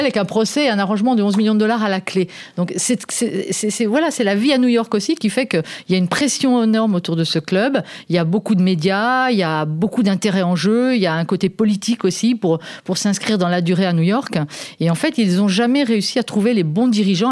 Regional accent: France; chez nous en France

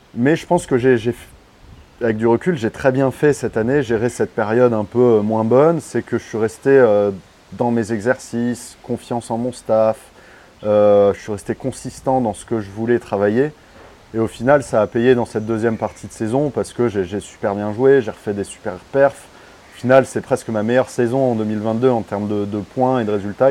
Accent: Paris, Île-de-France, France; Je suis parisien

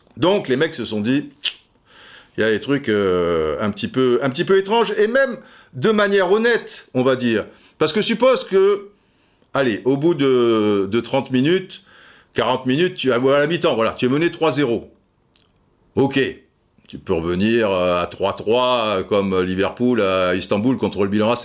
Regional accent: Brazzaville, Republic of the Congo; Je suis un enfant de Brazzaville

